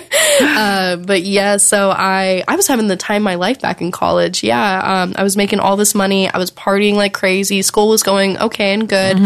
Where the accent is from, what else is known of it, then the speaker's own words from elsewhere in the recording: the South, United States; growing up in the South